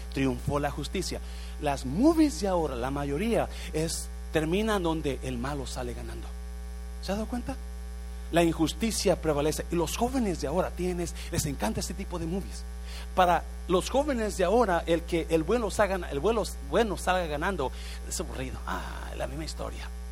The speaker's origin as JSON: {"language": "Spanish", "country": "Mexico", "moved": "yes", "lives_now": "United States", "said": "Yo soy mexicano"}